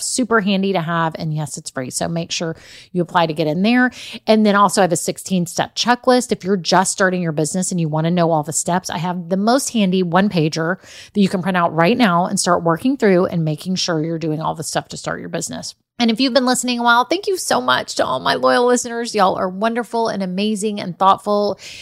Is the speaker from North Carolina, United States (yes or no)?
no; Austin, Texas, United States; I'm from Austin